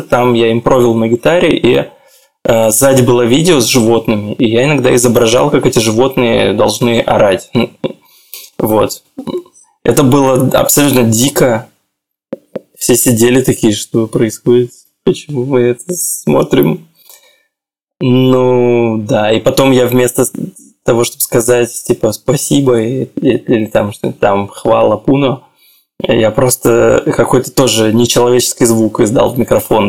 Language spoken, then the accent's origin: Russian; Khabarovsk, Khabarovsk Krai, Russia; moved away as an adult; also born or lived in Moscow, Russia / Belgrade, Serbia; now in Tel Aviv, Israel; Я из Хабаровска